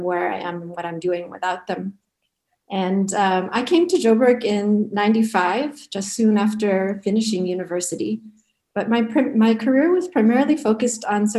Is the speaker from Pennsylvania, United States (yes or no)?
no; Connecticut, United States; moved away; I'm American and was raised in a tiny little town in Connecticut of less than 3,000 people